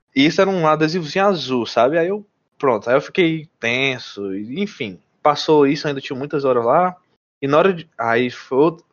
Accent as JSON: {"language": "Portuguese", "country": "Brazil", "also_born_or_lived": "Mount Vernon, New York, United States", "moved": "as an adult", "said": "E eu, como brasileiro"}